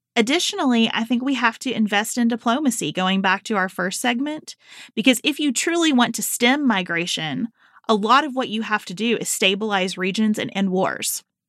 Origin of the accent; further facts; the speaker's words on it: Western Kentucky, United States; moved away as an adult; now in Northern Kentucky, United States; I grew up in Western Kentucky